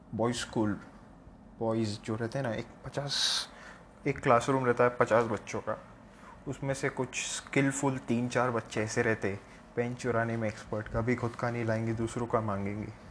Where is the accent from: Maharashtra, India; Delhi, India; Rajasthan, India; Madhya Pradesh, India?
Maharashtra, India; Mumbai; accent: Mumbai; moved away; मेरा मुंबई का accent I am from Bombay originally अगर मैं फ़िलहाल अलग जगह पे हूँ